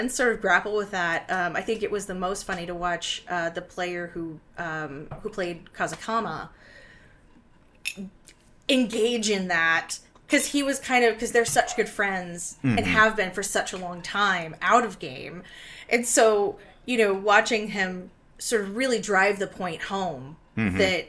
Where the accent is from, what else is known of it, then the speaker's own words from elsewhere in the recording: United States; because we're American, it's a very different point of view.